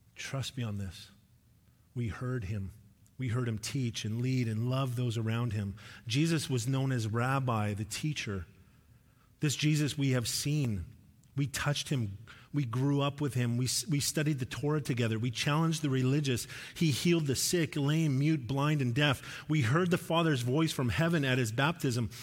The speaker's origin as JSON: {"language": "English", "town": "Sherwood Park", "region": "Alberta", "country": "Canada", "tie": "born or raised there", "moved": "yes", "said": "when I grew up, uh, like, grade six to nine, I lived in Sherd Park, Alberta. It was just outside of Edmonton."}